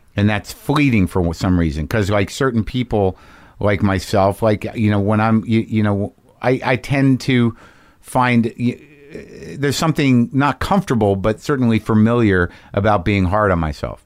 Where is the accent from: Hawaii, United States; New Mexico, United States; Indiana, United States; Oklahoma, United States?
New Mexico, United States; Albuquerque; also born or lived in New Jersey; I grew up in Albuquerque, New Mexico.